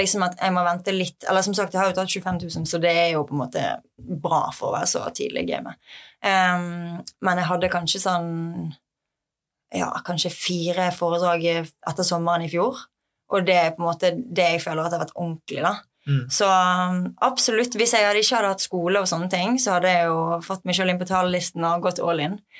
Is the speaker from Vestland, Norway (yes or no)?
yes; Bergen, Vestland, Norway; jeg er fra Bergen og har masse venner og familie her fra før